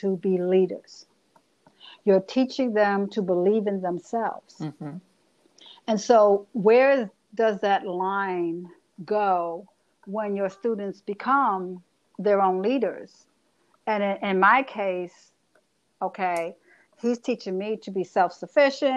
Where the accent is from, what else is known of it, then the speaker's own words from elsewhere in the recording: New York City, New York, United States; I'm a chick from the Bronx